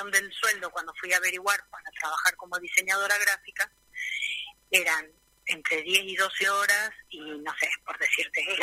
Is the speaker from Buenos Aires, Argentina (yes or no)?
yes; Buenos Aires, Argentina; moved away as an adult; now in Río Gallegos, Argentina; vengo de Buenos Aires, ya en Buenos Aires hacía cosas para mí, prácticamente trabajo siempre sobre madera, y a partir del 2008 nosotros nos instalamos acá en Río Gallegos por trabajo de mi marido.